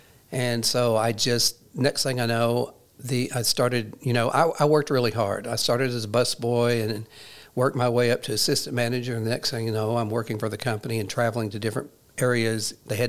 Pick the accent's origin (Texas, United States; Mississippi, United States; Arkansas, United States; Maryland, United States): Arkansas, United States; Walnut Ridge; also born or lived in Jonesboro; Well, I am from this area. I'm from Walnut Ridge. I grew up and was raised in Walnut Ridge until, you know, I finished high school. And then I left, actually moved to Jonesboro.